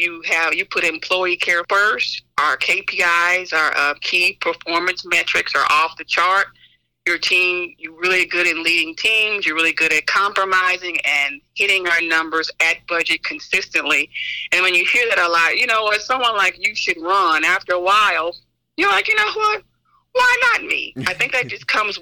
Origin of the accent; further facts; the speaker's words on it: Oklahoma, United States; now in Olive Branch, United States; I'm from Oklahoma